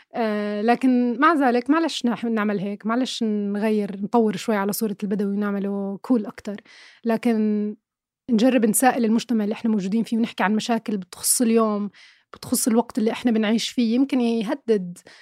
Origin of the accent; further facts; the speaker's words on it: Irbid, Irbid Governorate, Jordan; أنا كبرت في عشت في مدينة إربد مثلا أغلب حياتي